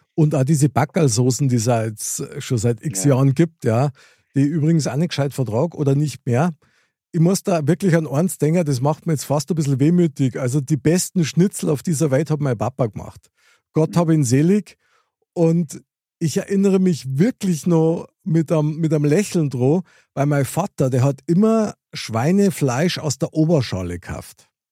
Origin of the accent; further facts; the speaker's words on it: Munich, Bavaria, Germany; ich als äh, Münchner Kindl